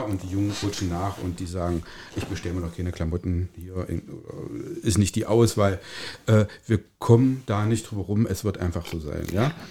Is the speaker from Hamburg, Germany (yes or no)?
no; Calbe, Saxony-Anhalt, Germany; ich bin in Kalbe geboren und lebe in Kalbe.